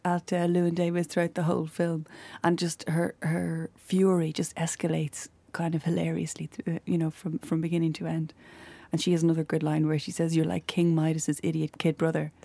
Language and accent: English; Ireland; as Irish people